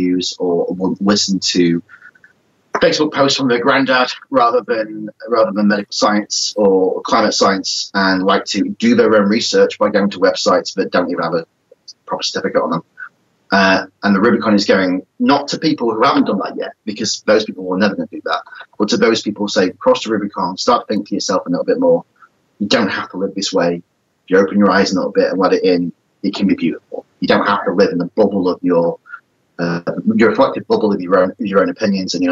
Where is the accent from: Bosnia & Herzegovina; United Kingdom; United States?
United Kingdom; England; We don't forget we're English